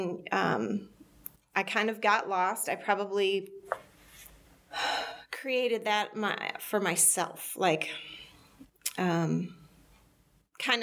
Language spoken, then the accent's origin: English; Michigan, United States; moved away as an adult; I grew up in Michigan